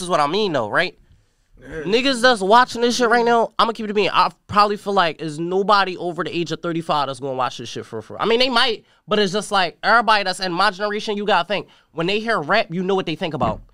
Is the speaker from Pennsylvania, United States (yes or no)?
yes; Philadelphia, Pennsylvania, United States; I'm from North Philadelphia.